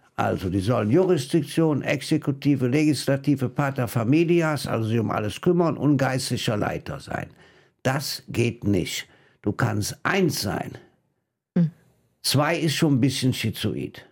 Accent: Rhineland, Germany; als Rheinländer

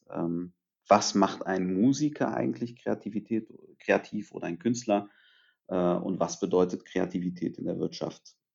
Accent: Târgu Mureș, Mureș County, Romania; born there

